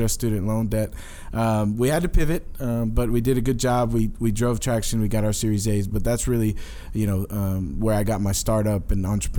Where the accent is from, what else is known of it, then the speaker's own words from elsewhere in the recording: Katy, Texas, United States; also born or lived in New York City; So, I was born in New York City. My family, we moved from New York to middle of nowhere, Texas, a little town called Katy, Texas.